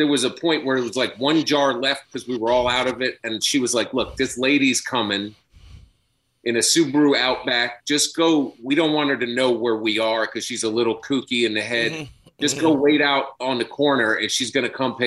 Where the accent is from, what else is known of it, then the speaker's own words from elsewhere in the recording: Washington, District of Columbia, United States; also born or lived in Brooklyn, New York; now in Long Island, United States; D.C. You know, that's where I grew up